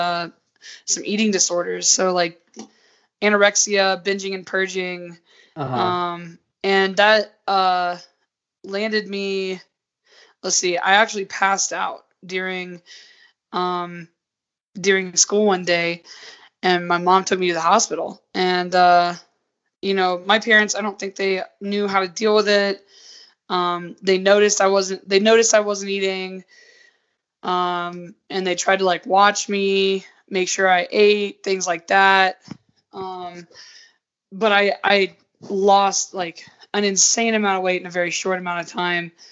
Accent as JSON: {"language": "English", "region": "Georgia", "country": "United States", "tie": "born or raised there", "moved": "as an adult", "lives_now": "Utah, United States", "said": "I was raised in the South where it's just like cornbread and like biscuits and gravy"}